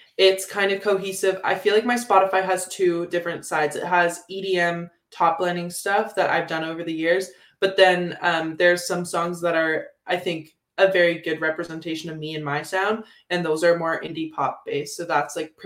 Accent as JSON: {"language": "English", "town": "Guelph", "region": "Ontario", "country": "Canada", "tie": "born or raised there", "lives_now": "London, Canada", "said": "I grew up in Guelph, which is very folk-oriented"}